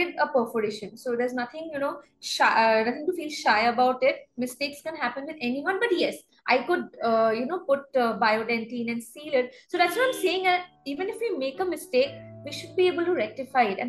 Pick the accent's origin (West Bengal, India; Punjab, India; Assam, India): Assam, India; Guwahati; moved away as an adult; also born or lived in Bangalore; now in Mumbai, India; Guwahati, my hometown